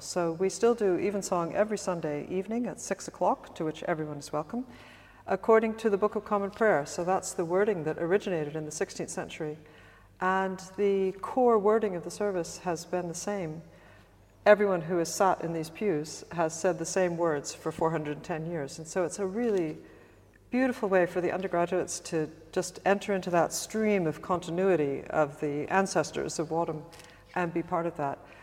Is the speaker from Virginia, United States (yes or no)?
yes; suburbs of Virginia, United States; moved away as an adult; also born or lived in Washington, D.C. / East Coast / New York; now in Oxford, United Kingdom; I was born in Washington, D.C. I grew up in suburbs of Virginia, spent most of my life up and down the East Coast